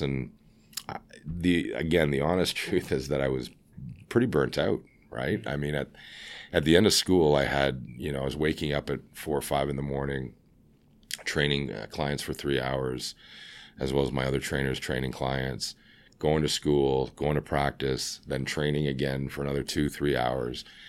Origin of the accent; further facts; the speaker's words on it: Scarborough, Ontario, Canada; now in Vancouver, Canada; I'm from, uh, Scarborough